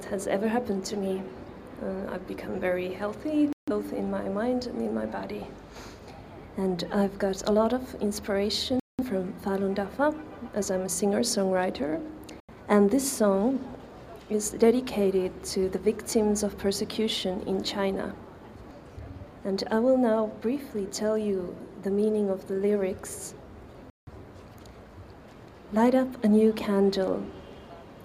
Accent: Finland; I come from Finland.

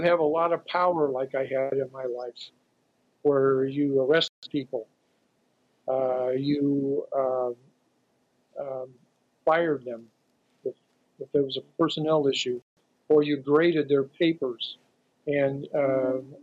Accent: Santa Cruz, California, United States; Santa Cruz twice, my hometown.

